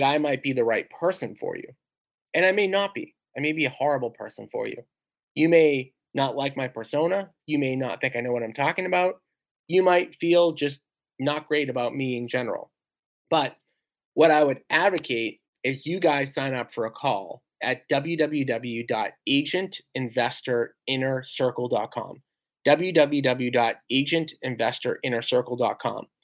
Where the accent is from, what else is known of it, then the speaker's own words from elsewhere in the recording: Revere, Massachusetts, United States; I grew up in Revere, Mass